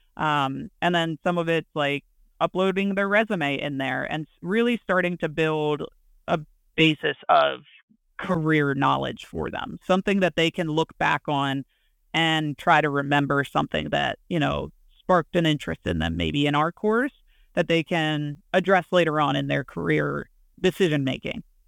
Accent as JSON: {"language": "English", "area": "hometown of Penn College", "region": "Pennsylvania", "country": "United States", "tie": "born or raised there", "said": "interim head coach at Penn College, um, in my hometown"}